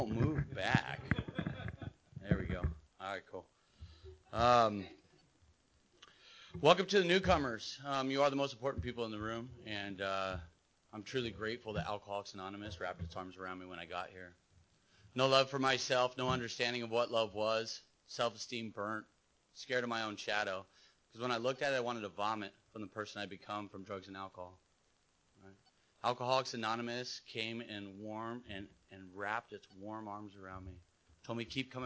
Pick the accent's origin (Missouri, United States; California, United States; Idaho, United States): California, United States; San Clemente; So I grew up in San Clemente and raised